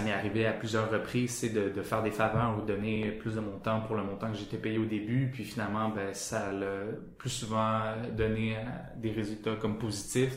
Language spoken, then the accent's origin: French; Sherbrooke, Quebec, Canada; moi je viens de Sherbrooke